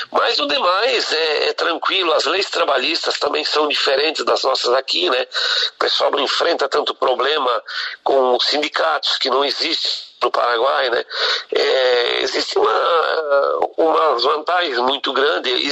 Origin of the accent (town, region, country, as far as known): Brazil